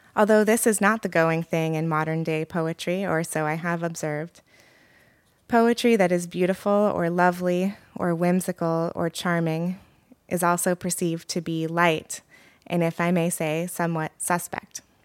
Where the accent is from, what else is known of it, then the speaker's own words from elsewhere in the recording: Oregon, United States; moved away as an adult; also born or lived in Ann Arbor, Michigan; now in New York, United States; I grew up in Oregon and currently live in New York